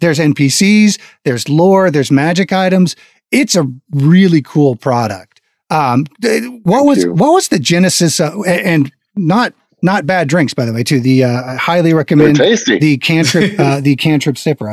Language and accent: English; Florida, United States; moved away; also born or lived in Texas; I grew up in Florida, was a big Disney kid growing up